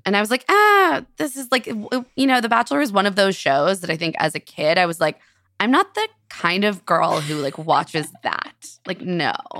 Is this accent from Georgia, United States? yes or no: no; Silver Spring, Maryland, United States; I grew up in Silver Spring, Maryland.